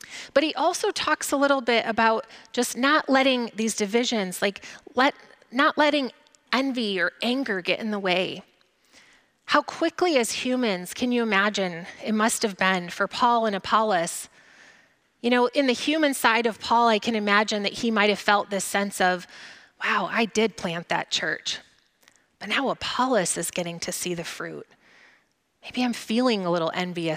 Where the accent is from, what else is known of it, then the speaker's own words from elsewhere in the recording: Grand Rapids, Michigan, United States; now in Borculo, United States; I grew up in Grand Rapids, so really nowhere near farmland, but now I live in Borculo